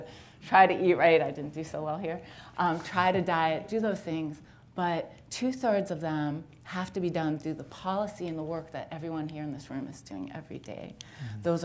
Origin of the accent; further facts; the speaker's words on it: Youngstown, Ohio, United States; also born or lived in Liberty, Ohio; I grew up in Youngstown and went to NeoMed